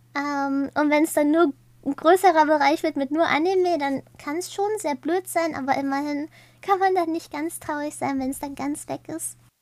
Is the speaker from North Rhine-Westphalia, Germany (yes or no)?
yes; near Münster, North Rhine-Westphalia, Germany; ich komme ziemlich aus der Nähe von Münster